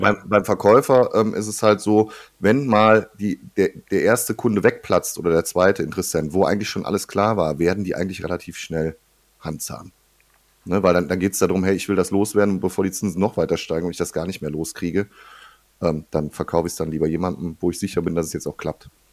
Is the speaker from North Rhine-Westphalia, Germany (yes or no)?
yes; Ruhr area, North Rhine-Westphalia, Germany; bei uns im Ruhrgebiet hier